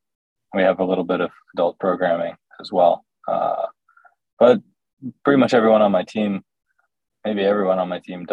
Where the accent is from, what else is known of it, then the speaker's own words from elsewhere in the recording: New Jersey, United States; moved away as an adult; also born or lived in Connecticut; now in Brooklyn, United States; I'm from New Jersey. Yeah. I was born in South Jersey and moved up to Connecticut for a while, and then moved down to North Jersey